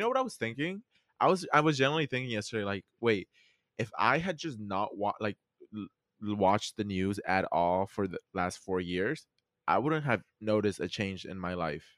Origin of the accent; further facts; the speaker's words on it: Mexico; accent: Mexican; my Mexican accent kicked in.